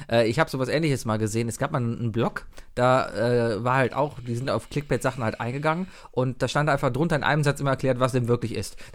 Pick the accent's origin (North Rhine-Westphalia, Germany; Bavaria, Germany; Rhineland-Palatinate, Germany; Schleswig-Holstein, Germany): North Rhine-Westphalia, Germany; Cologne; ich war früher, ganz ehrlich, als Kölner ist man ein Expressleser.